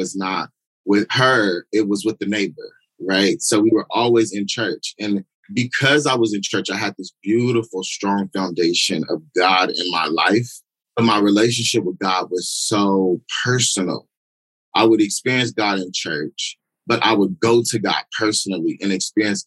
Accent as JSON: {"language": "English", "town": "San Diego", "region": "California", "country": "United States", "tie": "born or raised there", "said": "I'm born and raised in Southeast San Diego"}